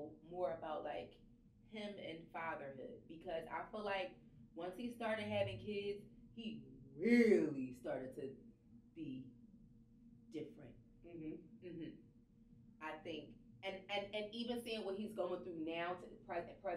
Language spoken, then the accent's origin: English; Chicago, Illinois, United States; I'm from Chicago